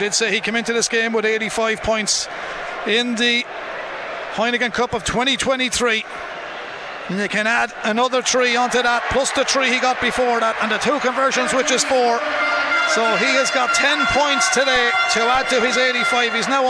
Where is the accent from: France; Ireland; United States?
Ireland; We're all Irish